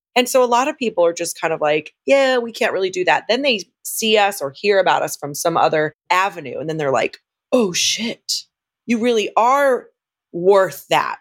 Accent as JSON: {"language": "English", "region": "Southern California", "country": "United States", "tie": "born or raised there", "said": "I was born and raised in Southern California"}